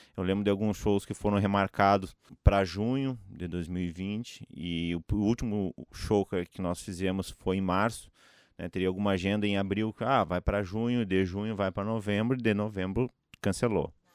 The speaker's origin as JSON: {"language": "Portuguese", "area": "Gaúcho", "region": "Rio Grande do Sul", "country": "Brazil", "said": "sou gaúcho"}